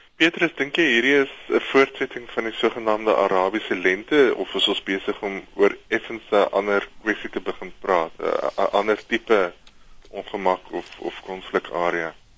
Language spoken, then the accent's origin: Afrikaans; South Africa; ons as Suid-Afrikaners